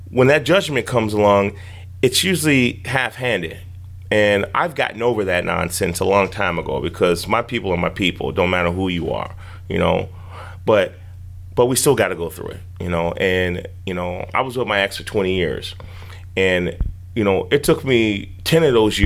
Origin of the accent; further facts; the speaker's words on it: Chicago, Illinois, United States; growing up in Chicago